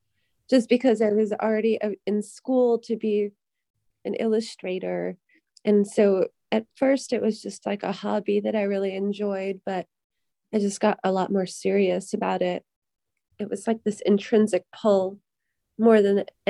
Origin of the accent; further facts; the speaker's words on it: Massachusetts, United States; now in Nashville, United States; I'm from Massachusetts, and right now I'm living in Nashville, Tennessee.